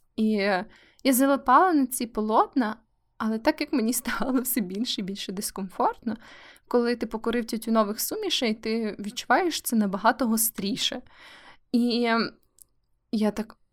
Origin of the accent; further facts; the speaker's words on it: Kyiv, Ukraine; now in Lviv, Ukraine; Київ це моє рідне місто, хоча я живу у Львові вже дуже довгий час